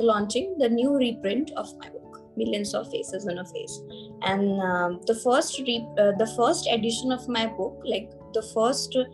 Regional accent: Varanasi, Uttar Pradesh, India; I am from Varanasi

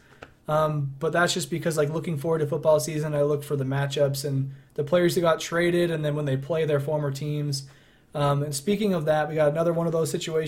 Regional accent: Idaho, United States; we're from Idaho

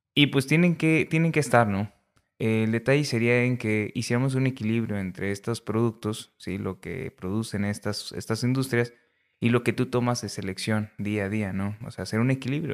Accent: Ciudad Acuña, Coahuila, Mexico; moved away as an adult; also born or lived in Saltillo, Coahuila; now in La Laguna, Mexico; yo soy de Ciudad Acuña, Coahuila. Realmente nací en Saltillo, pero terminamos en Ciudad Acuña, Coahuila.

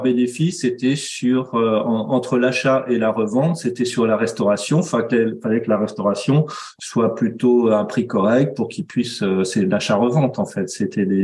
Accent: Nantes, Pays de la Loire, France; je suis nantais

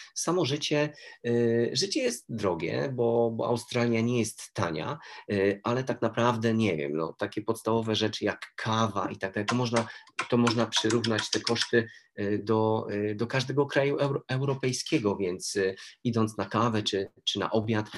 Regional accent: Toruń, Kuyavian-Pomeranian Voivodeship, Poland; ja jestem z Torunia i będąc jako młody chłopak

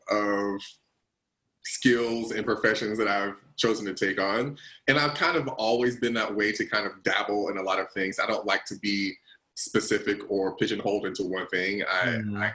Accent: the Carolinas, United States; growing up, I'm originally from the Carolinas

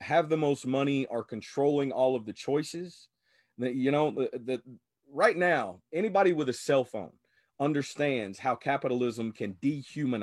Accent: Louisiana, United States; growing up in Louisiana

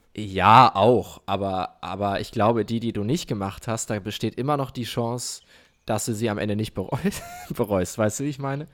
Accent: Mayen, Rhineland-Palatinate, Germany; moved away; meine Heimat ist Mayen

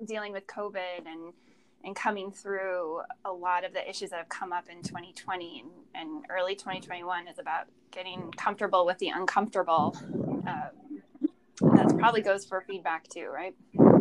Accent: Minnesota and Wisconsin, Upper Midwest, United States; I grew up in, you know, the upper Midwest, Minnesota and Wisconsin.

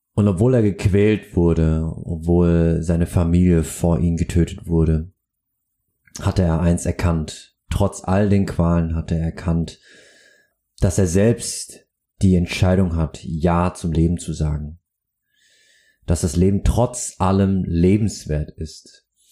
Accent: Aschaffenburg, Bavaria, Germany; now in Hamburg, Germany; in meiner Heimat Aschaffenburg

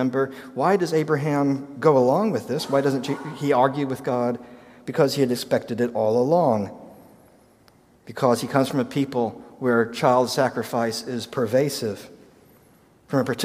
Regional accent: United States; as an American

